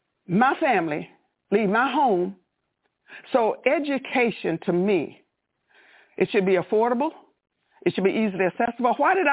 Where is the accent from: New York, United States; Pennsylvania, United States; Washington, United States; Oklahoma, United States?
Oklahoma, United States; moved away as an adult; now in Kansas City, United States; I'm from the era when we went to segregated schools. I'm from Oklahoma. There was no school in Oklahoma that I could go to become a nurse. That's how I ended up in Kansas City.